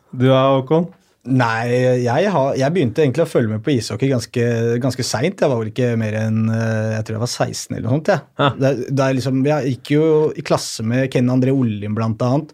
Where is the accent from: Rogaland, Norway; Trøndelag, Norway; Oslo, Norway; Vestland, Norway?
Oslo, Norway; Jeg er jo fra Mortensrud selv